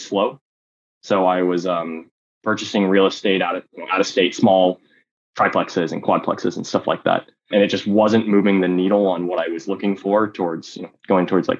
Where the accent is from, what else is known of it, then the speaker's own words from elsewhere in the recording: South Bay Area, California, United States; I grew up in the Bay Area, in the South Bay Area